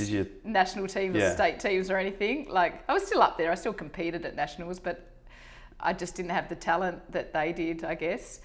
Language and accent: English; Kalamunda, Western Australia, Australia; Born and bred in Kalamunda in the hills